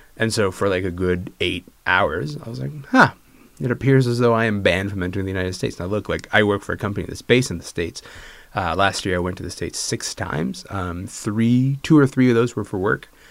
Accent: Kingston, Ontario, Canada; I'm from Kingston, Ontario.

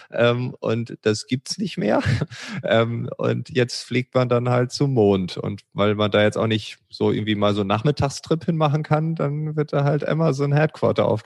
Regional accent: Lower Saxony, Germany; Und ich komme ja noch äh, gebürtig aus Ostfriesland und ich kann mich noch an die Butterfahrten erinnern

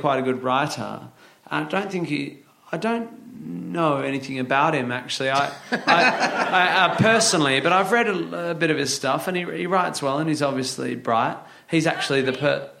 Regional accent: Northampton, East Midlands, United Kingdom; I was born in Northampton

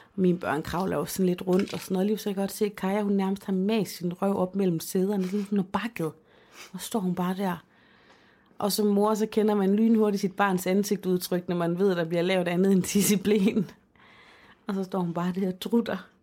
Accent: Denmark; moved away; min øh, dagplejemor hjemme i Holmen

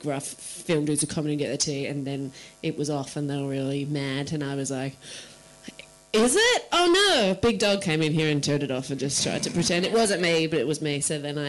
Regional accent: Yarra Glen, Victoria, Australia; my hometown in Yarra Glen

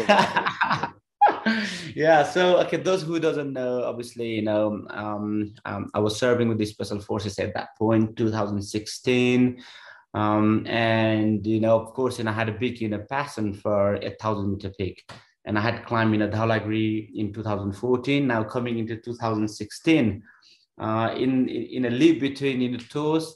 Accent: Nepal; moved away as an adult; I was born in Nepal

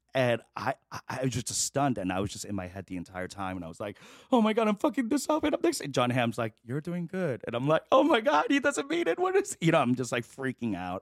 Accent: New York City, New York, United States; also born or lived in Chicago / Korea / The Bronx; now in Los Angeles, United States; I grew up in Queens

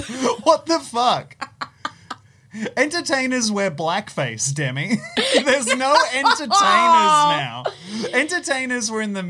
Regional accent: Australia; accent: Aussie

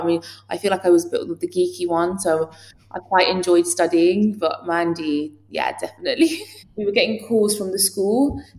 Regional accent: England, United Kingdom; even though I was born in England, it's very weird. I'd say I'm Iranian if someone asks me where I'm from, but culturally, I'm a lot more similar to English people. That's because I was born and raised here.

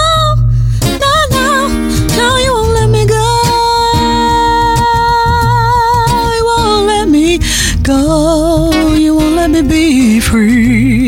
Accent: Middlesbrough, North East England, United Kingdom; So Palmo, yeah, I'm from Middlesbrough, very proudly from Middlesbrough.

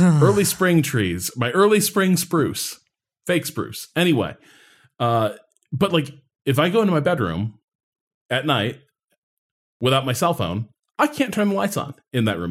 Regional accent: Midwest, United States; moved away; growing up in the Midwest

